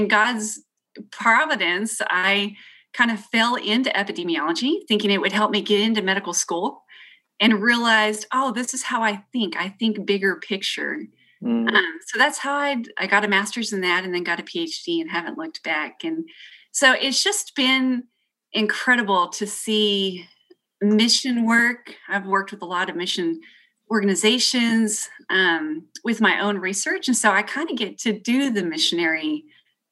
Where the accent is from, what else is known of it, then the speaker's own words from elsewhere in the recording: Southeast New Mexico, United States; also born or lived in the Carolinas; now in Texas, United States; I'm from Southeast New Mexico and went to school kind of all over Texas.